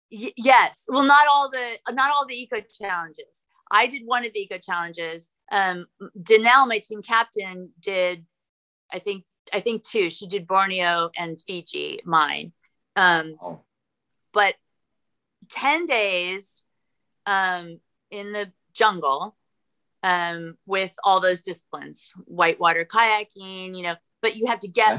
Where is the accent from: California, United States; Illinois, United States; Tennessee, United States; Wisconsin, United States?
California, United States; moved away as an adult; also born or lived in Los Angeles, California; now in Austin, United States; I grew up skiing in Tahoe